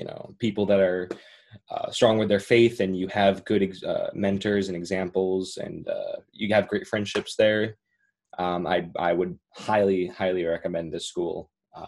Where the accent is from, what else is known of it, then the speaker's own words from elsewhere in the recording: Pownal, Vermont, United States; also born or lived in North Adams, Massachusetts; I was born in North Adams, Massachusetts, and I've been living in Pownall ever since.